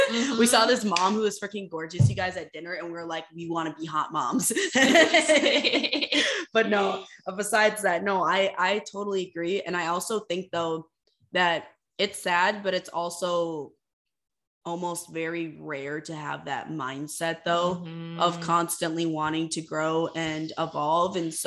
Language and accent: English; Fargo, North Dakota, United States; also born or lived in Moorhead, Minnesota; I'm fully committed to leaving finally my hometown. I've never left the Fargo-Moorhead area.